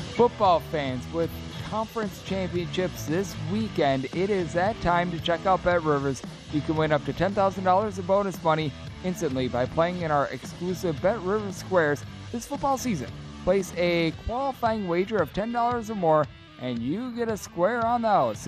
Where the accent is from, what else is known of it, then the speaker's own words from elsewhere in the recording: Wisconsin, United States; my home state team, the Wisconsin Badgers